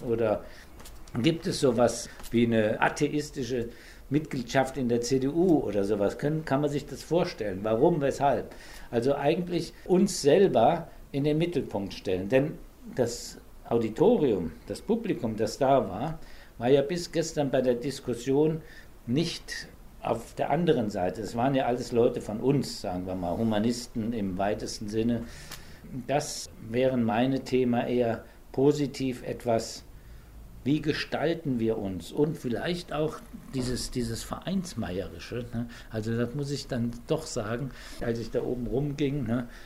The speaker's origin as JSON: {"language": "German", "region": "Saarland", "country": "Germany", "tie": "born or raised there", "said": "ich bin im Saarland geboren und in einer katholischen Gegend"}